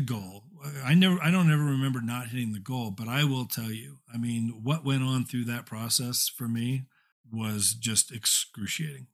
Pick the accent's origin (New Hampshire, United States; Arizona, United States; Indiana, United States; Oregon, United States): Indiana, United States; moved away as an adult; also born or lived in California; I'm from Indiana, originally born and raised, uh, moved to California after I graduated college.